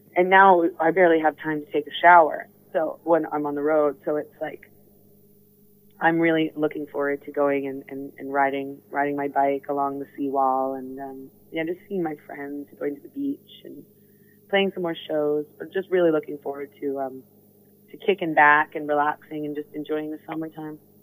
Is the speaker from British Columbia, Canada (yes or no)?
yes; Vancouver, British Columbia, Canada; growing up in Vancouver is really different than growing up in New York or growing up in London